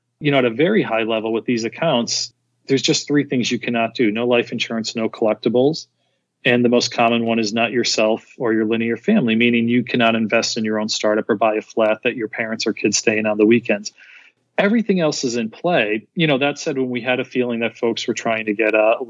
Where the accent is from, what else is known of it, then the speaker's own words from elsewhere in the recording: Scranton, Pennsylvania, United States; also born or lived in Philadelphia; I'm from Philly originally, actually Scranton